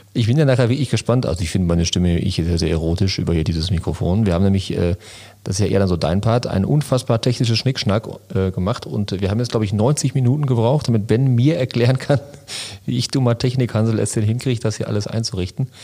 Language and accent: German; Lünen, North Rhine-Westphalia, Germany; Ich komme aus Lünen City